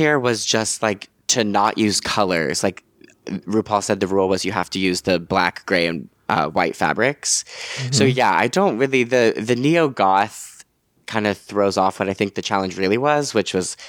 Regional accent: New York, United States; Like you dream of New York and then I've lived in New York my whole life. I'm a New Yorker.

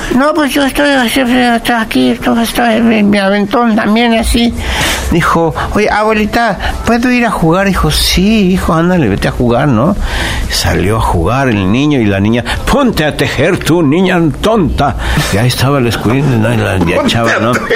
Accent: Mexico City, Mexico; born or raised there

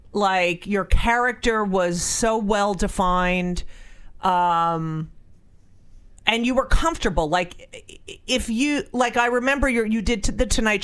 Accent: New Jersey, United States; I was born in New Jersey.

